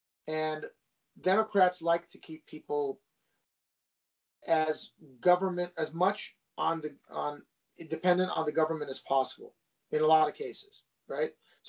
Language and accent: English; Los Angeles, California, United States; where I grew up in the San Fernando Valley and my group of friends, I didn't know another Armenian.